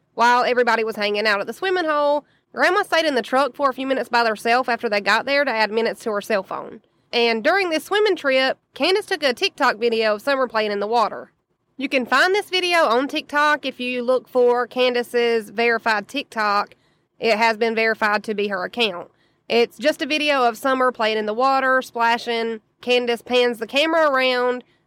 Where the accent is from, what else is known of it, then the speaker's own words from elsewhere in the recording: the South, United States; as a Southerner